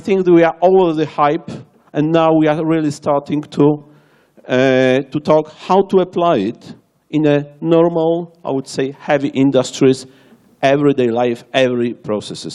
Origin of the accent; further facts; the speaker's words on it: Warsaw, Masovian Voivodeship, Poland; English is a second language; I am from Warsaw, Poland.